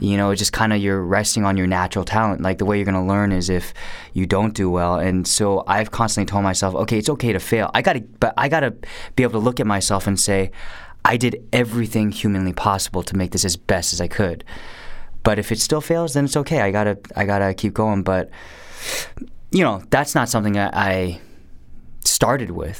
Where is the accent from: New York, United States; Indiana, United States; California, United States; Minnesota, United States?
California, United States; Garden Grove; also born or lived in Irvine; I was born in '81, and um, I was born in Garden Grove